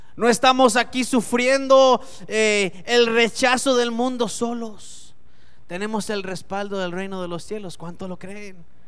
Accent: Costa Rica; La cédula dice que yo soy costarricense. Yo sé que por la cara parezco europeo, pero soy costarricense.

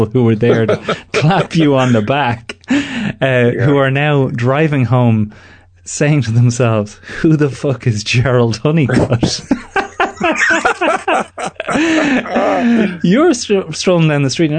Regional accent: Ireland; moved away; I am the Irishman Abroad

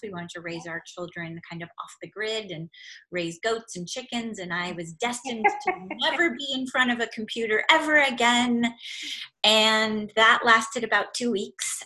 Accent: Silicon Valley, California, United States; I grew up in California in Silicon Valley, literally at the base of Sand Hill

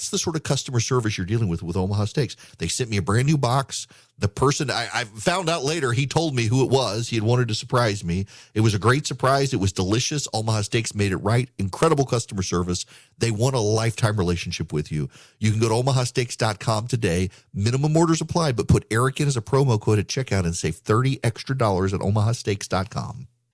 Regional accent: Dubai, United Arab Emirates; Well, I grew up in Dubai. Well, everybody knows I grew up in Dubai.

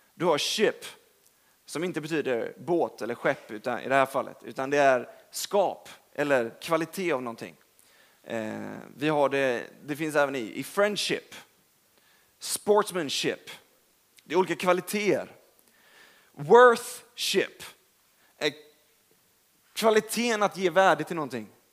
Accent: Gothenburg, Västra Götaland, Sweden; now in Stockholm, Sweden; Jag är från Göteborg.

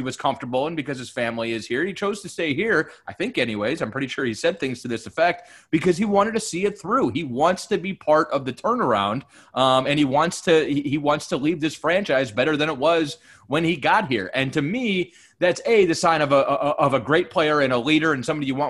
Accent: Cleveland, Ohio, United States; now in Orlando, United States; I grew up in Cleveland.

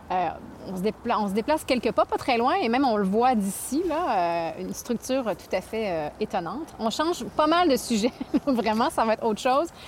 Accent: Canada; c'est une date qu'on connaît bien en tant que Canadien

